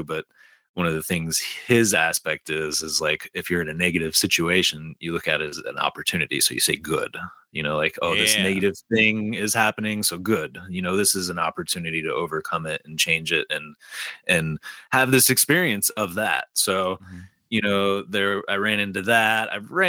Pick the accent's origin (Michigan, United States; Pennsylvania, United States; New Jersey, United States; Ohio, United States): Michigan, United States; Detroit; The story I have is I'm originally from Detroit and a huge Detroit Red Wings fan